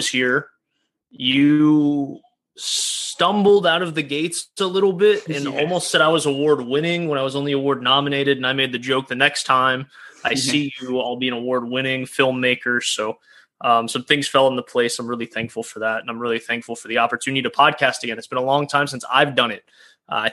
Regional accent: Flowery Branch, Georgia, United States; also born or lived in Jersey Shore, New Jersey; I was born Jersey Shore, New Jersey. Then I moved down to Flowery Branch, Georgia, which is the home of the Atlanta Falcons training camp. So a lot of people around there while I was growing up

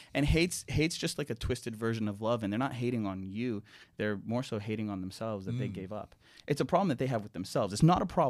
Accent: Canada; I'm Canadian. Yeah. And I've seen a lot of things happen in Canada that, you know, makes one not super proud of the country.

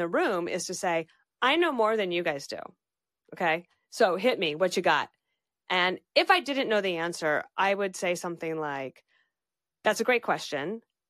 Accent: the West, United States; And he asked me all about growing up in the West.

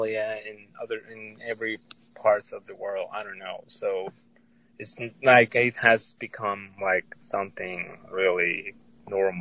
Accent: Tampico, Tamaulipas, Mexico; moved away as an adult; now in United States; I was born and raised in Mexico in a town called Tampico

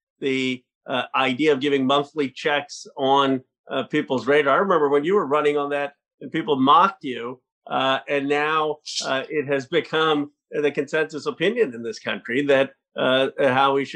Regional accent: Pennsylvania, United States; moved away as an adult; now in California, United States; I grew up in Pennsylvania. My folks are still there in Bucks County

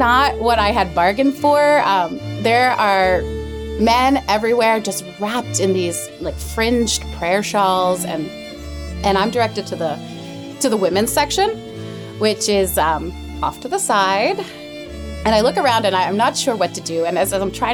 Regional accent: New Jersey, United States; moved away; I'm New Jersey

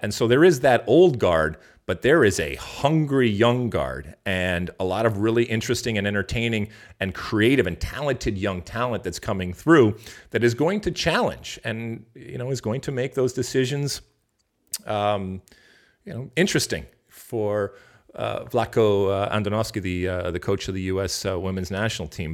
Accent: United States

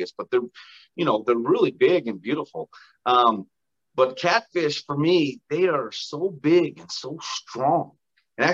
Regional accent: Utah, United States; I grew up in Utah, which is phenomenal outdoors fishing

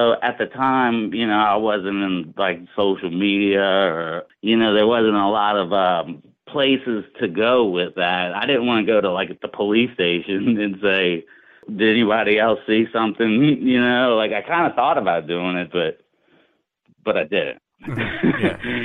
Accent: New Orleans, Louisiana, United States; also born or lived in North Shore of Lake Pontchartrain, Louisiana; I grew up in New Orleans, but we moved to the north shore around my teens.

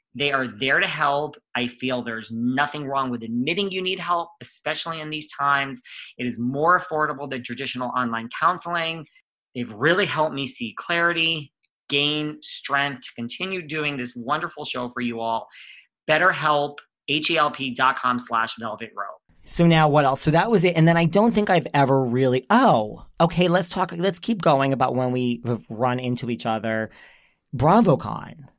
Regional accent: New York, United States; this is where we're from

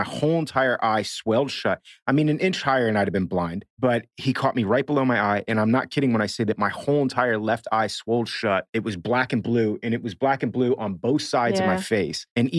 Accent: Miami, Florida, United States; I'm from Miami.

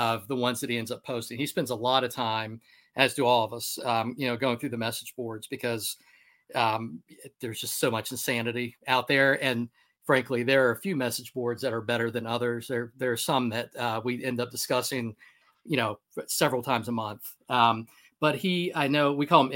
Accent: Maryland, United States; moved away; also born or lived in Charlottesville, Virginia; I grew up in Maryland

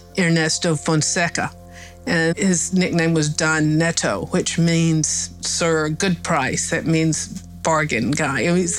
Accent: Appalachia, United States; I'm from Appalachia

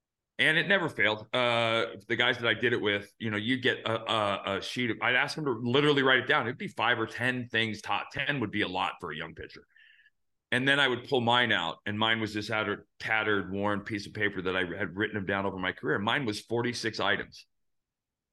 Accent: Phoenix, Arizona, United States; And I grew up in Phoenix, where I was playing for the Diamondbacks.

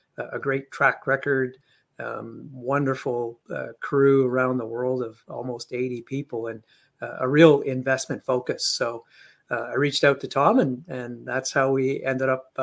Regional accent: India; also born or lived in London, United Kingdom; now in Canada; My parents are old school Indian parents. I was born in India

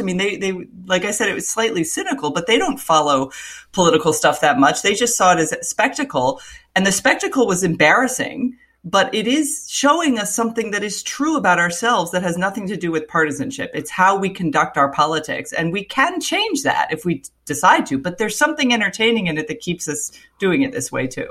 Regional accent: Florida, United States; I grew up in Florida

